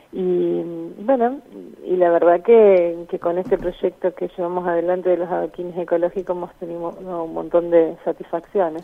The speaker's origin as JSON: {"language": "Spanish", "town": "Gálvez", "region": "Santa Fe", "country": "Argentina", "said": "Yo soy de Galvez, una población de 25.000 habitantes"}